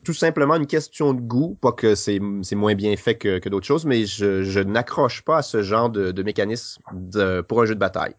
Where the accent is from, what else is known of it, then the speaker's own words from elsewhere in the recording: Lac Saint-Jean, Quebec, Canada; Je suis né dans la ville de Québec, et mhm. puis, euh, j'ai passé toute mon, mon, enfance pardon, à environ 250 km au nord, euh, dans une région qui s'appelle le lac Saint-Jean